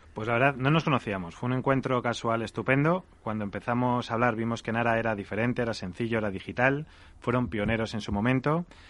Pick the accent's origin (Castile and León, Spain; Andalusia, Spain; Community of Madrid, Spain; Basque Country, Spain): Castile and León, Spain; Salamanca; hemos abierto ya en Salamanca, que es mi tierra